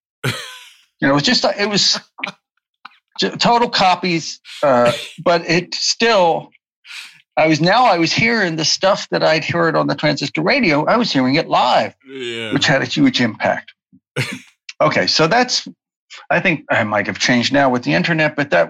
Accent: Baltimore, Maryland, United States; born or raised there

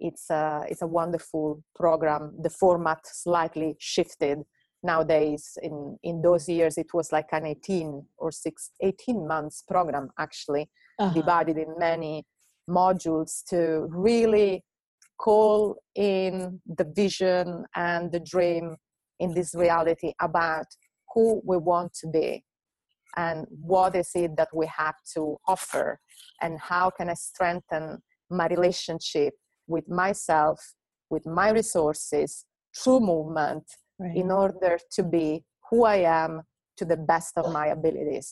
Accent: Italy; moved away as an adult; also born or lived in Hungary / London; I moved from Italy to Hungary. I studied circus there. And then from Hungary, while I was working also in an NGO, I went to London

